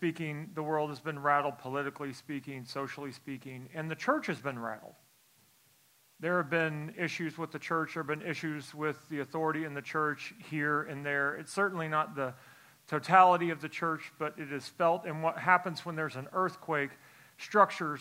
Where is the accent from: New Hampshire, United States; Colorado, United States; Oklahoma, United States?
Oklahoma, United States; Tulsa; I'm from Tulsa, Oklahoma